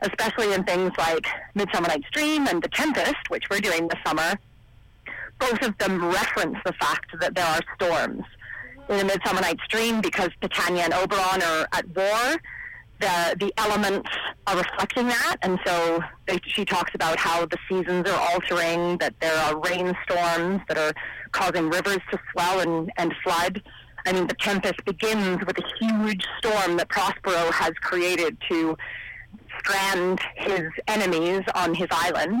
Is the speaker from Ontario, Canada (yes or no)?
yes; Ontario, Canada; now in British Columbia, Canada; I'm actually from Ontario, and when I first came out to BC